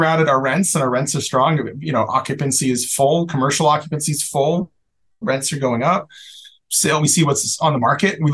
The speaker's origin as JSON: {"language": "English", "area": "San Francisco Bay Area", "region": "California", "country": "United States", "tie": "born or raised there", "moved": "as an adult", "lives_now": "Rhode Island, United States", "said": "I grew up in the Bay Area"}